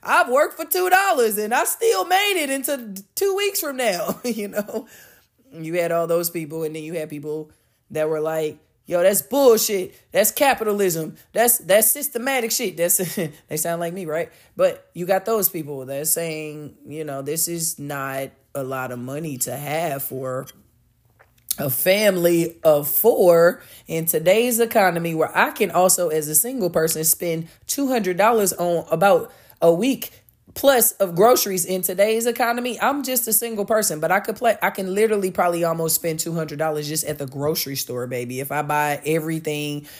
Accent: United States; speaking as an American

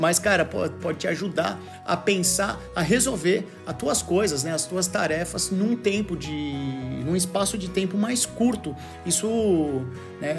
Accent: Brazil; moved away; como brasileiro

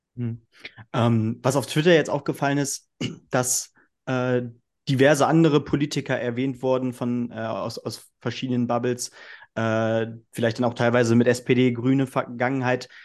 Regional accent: Northern Hesse, Germany; ich komme aus Nordhessen

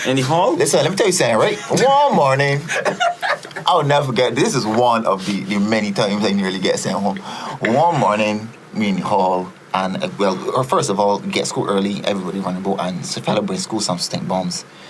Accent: Barbados; born or raised there; also born or lived in Trinidad and Tobago

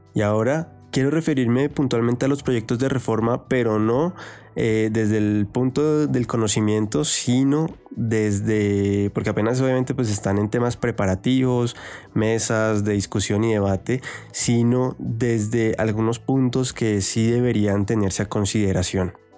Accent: Colombia; tenemos que tener ahorita todos como colombianos

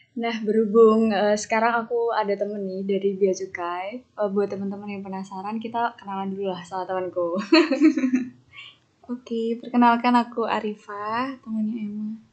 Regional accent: Yogyakarta, Special Region of Yogyakarta, Indonesia; moved away as an adult; also born or lived in Jakarta; now in Mataram, Indonesia; Aku sebagai orang Jogja

